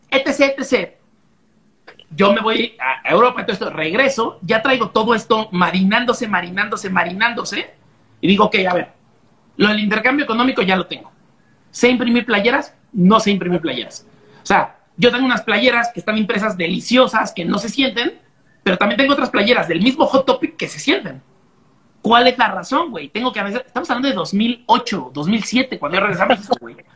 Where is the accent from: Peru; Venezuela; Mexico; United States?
Mexico; Monterrey, Nuevo León; Y era como, ah, yo soy de Monterrey, pero cuando vengo y toco, toco también con los Austin, ¿no?